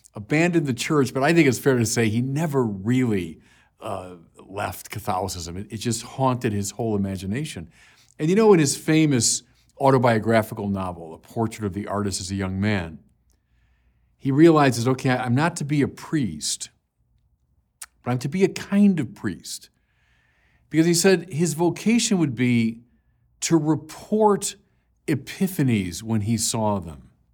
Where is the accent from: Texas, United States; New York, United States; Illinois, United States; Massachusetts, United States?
Illinois, United States; Chicago; I was from Chicago